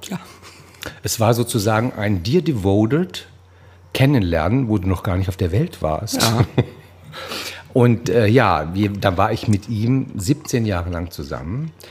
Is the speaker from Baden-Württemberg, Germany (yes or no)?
yes; Baden-Württemberg, Germany; born there; Und sie wollen wissen, wo ich denn herkomme und wo ich geboren bin. Da sage ich, I'm born in the Black Forest.